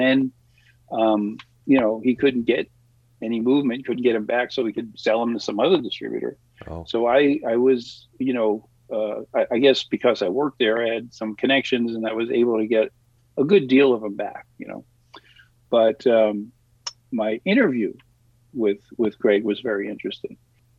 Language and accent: English; New York City, New York, United States; moved away as an adult; now in California, United States; Staten Island, New York.